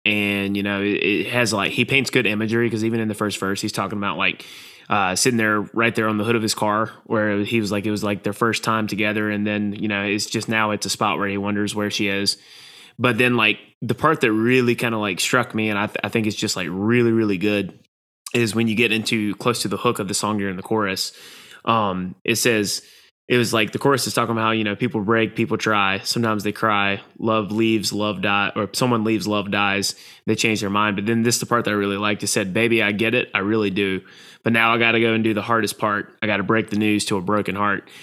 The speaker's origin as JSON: {"language": "English", "region": "the American South", "country": "United States", "said": "me as a Southerner."}